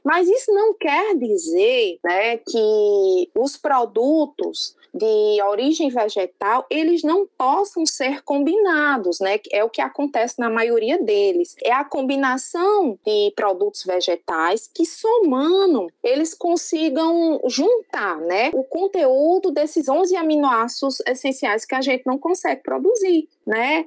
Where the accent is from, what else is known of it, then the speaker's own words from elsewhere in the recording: Paraíba, Brazil; accent: paraibano; now in Ceará, Brazil; Esse meu sotaquezinho é um sotaque paraibano mesmo, que veio para o Ceará